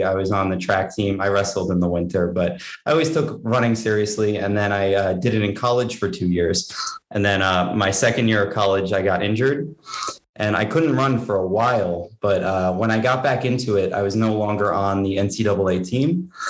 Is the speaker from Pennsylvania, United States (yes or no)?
no; New York, United States; also born or lived in Durango; where I grew up in New York, and that's where I live now.